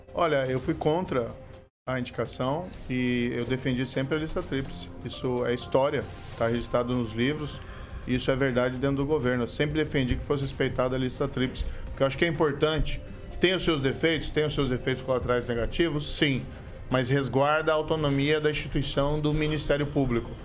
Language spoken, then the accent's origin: Portuguese; Maringá, Paraná, Brazil; eu nasci em Maringá, sou filho de pais de Ponta Grossa, meus pais eram professores, cresci cercado de livros, mas tive uma infância, adolescência normal aqui na região